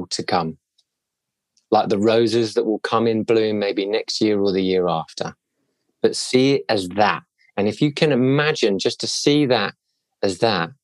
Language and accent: English; Cobham, South East England, United Kingdom; I grew up in Cobham in Surrey